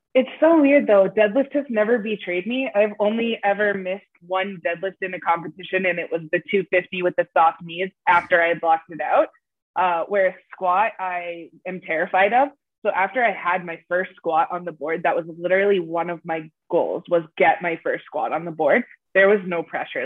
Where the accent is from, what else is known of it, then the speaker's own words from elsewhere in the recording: United States; now in Canada; I am originally American. So when I moved to Canada